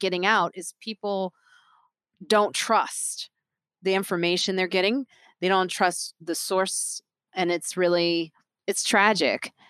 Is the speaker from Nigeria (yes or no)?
yes; Nigeria; I'm Nigerian